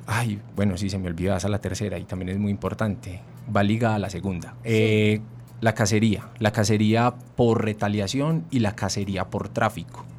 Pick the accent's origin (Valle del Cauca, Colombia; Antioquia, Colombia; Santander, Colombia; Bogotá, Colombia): Antioquia, Colombia; Si somos antioqueños